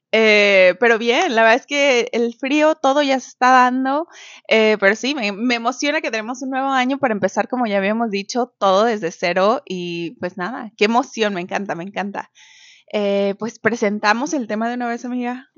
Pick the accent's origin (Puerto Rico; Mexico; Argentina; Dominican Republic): Mexico; now in Canada; una mexicana viviendo en Canadá.